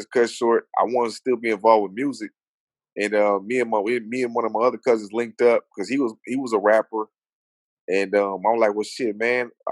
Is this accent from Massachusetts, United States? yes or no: no; Los Angeles, California, United States; I grew up in South Central L.A.